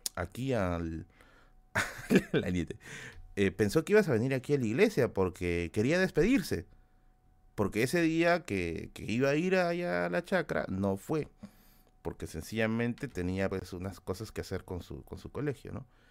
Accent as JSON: {"language": "Spanish", "region": "Tacna", "country": "Peru", "moved": "yes", "lives_now": "Lima, Peru", "said": "yo soy de Tacna"}